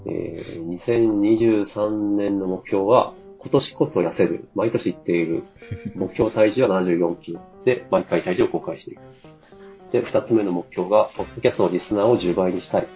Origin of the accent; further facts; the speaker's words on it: Tohoku, Japan; moved away; 東北出身者